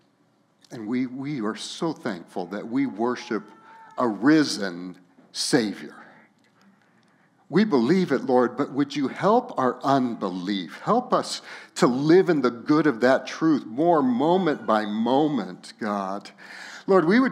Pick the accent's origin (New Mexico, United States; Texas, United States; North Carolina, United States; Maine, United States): New Mexico, United States; Los Alamos; my hometown of Los Alamos, New Mexico